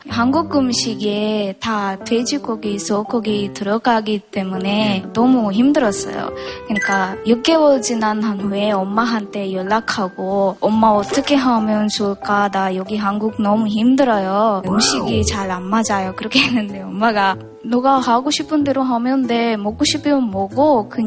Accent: Sri Lanka; Korean is a second language; moved away as an adult; now in South Korea

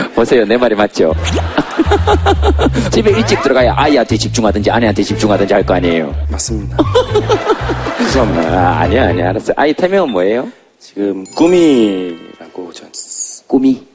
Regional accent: Yeongcheon, North Gyeongsang, South Korea; 제가 고향이 경북 영천인데

